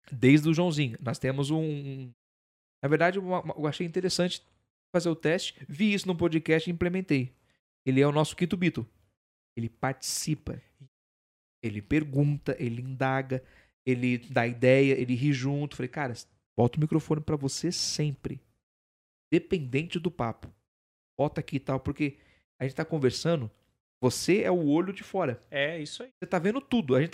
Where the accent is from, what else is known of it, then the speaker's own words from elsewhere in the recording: Campos do Jordão, São Paulo, Brazil; Não, sou de Campo de Jordão.